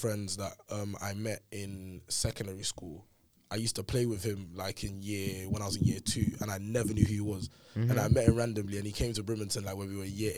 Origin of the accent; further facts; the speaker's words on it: London, United Kingdom; I basically lived like two halves of Peckham. So like, if you split like my 19 years in Peckham... Or like, sorry, 18 years of Peckham